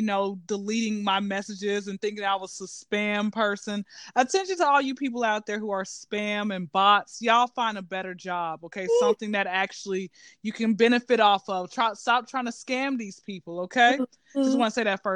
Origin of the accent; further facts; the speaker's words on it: Atlanta, Georgia, United States; I'm originally from Atlanta, Georgia, and I've been to Atlanta, you know, been living out in Atlanta since I was zero